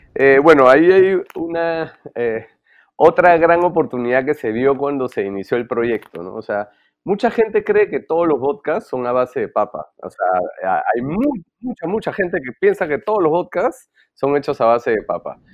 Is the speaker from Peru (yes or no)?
yes; Peru; somos peruanos